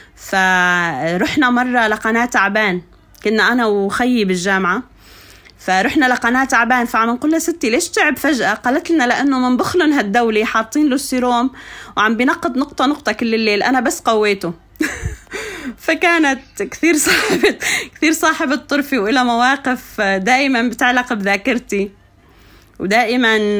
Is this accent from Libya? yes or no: no; Anz, As-Suwayda Governorate, Syria; moved away as an adult; also born or lived in Kuwait / Damascus; انا ربيت بالريف بين مثلا صخور البازلت آه بين الناس الطيبين آه، ضيعتي ضيعتي جدا فيها يعني فلاحين